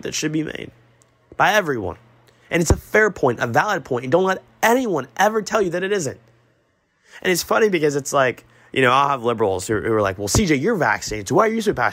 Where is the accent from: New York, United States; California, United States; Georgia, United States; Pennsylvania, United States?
Georgia, United States; Augusta; I'm from Augusta